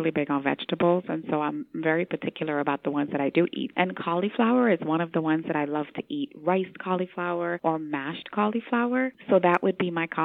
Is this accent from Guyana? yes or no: yes; Georgetown, Demerara-Mahaica, Guyana; I am Caribbean born from Georgetown, Guyana